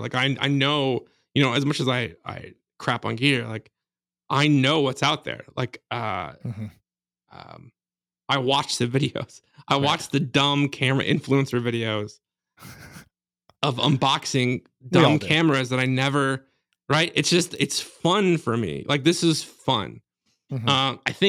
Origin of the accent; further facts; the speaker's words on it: Chicago, Illinois, United States; also born or lived in Michigan / Iowa; A Chicago area.